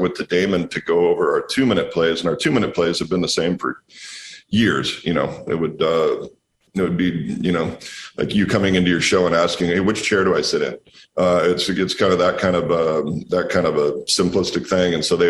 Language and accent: English; Walla Walla, Washington, United States; we're out here making wine in my hometown in Walla Walla.